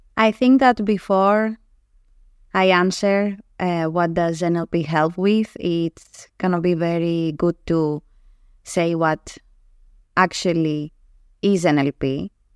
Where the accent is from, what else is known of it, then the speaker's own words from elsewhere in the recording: Greece; first language Greek; English is a second language; my native tongue, Greek